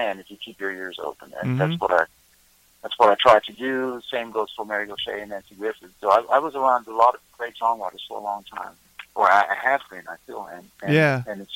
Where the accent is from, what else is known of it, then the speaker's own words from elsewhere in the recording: Germany; moved away as an adult; now in Nashville, United States; I was born in Germany, and I moved here when I was a little over 30 years old